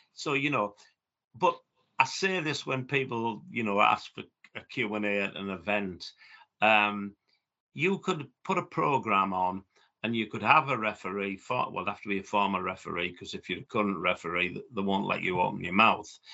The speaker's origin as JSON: {"language": "English", "town": "Middlesbrough", "region": "North East England", "country": "United Kingdom", "tie": "born or raised there", "said": "a fellow person from my hometown, Brian Clough"}